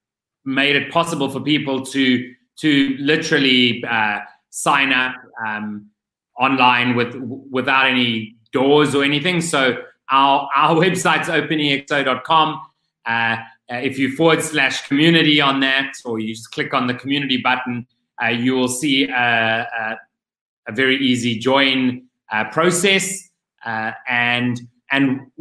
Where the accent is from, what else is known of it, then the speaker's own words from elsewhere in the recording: Cape Town, Western Cape, South Africa; whilst I am back home in my home country, I am still living in an Airbnb because I do not have a full-time home.